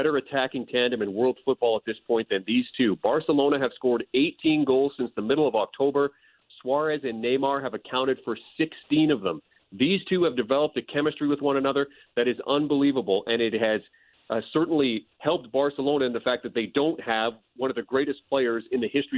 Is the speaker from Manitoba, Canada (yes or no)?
yes; Winnipeg, Manitoba, Canada; Winnipeg, my hometown